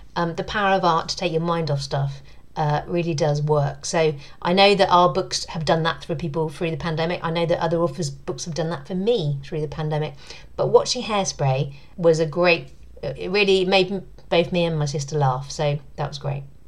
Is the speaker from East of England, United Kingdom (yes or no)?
yes; Southend-on-Sea, East of England, United Kingdom; moved away; I grew up uh, in near Southend in um, Essex